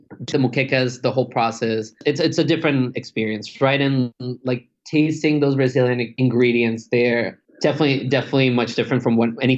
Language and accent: English; Colombia; I'm from Colombia too